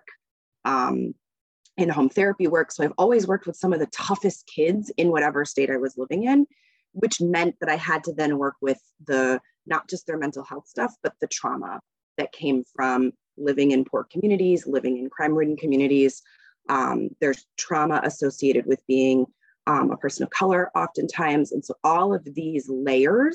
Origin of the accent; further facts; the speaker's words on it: Northern Virginia, United States; now in Massachusetts, United States; I grew up in Virginia and just outside DC, so Northern Virginia.